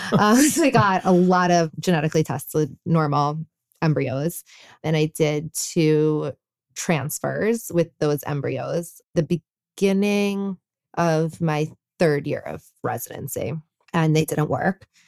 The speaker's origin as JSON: {"language": "English", "town": "New York City", "region": "New York", "country": "United States", "tie": "born or raised there", "said": "I grew up in New York City"}